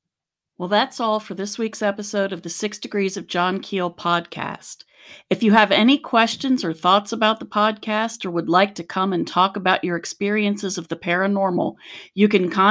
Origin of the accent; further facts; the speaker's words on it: Appalachia, United States; And I grew up in Appalachia, so, you know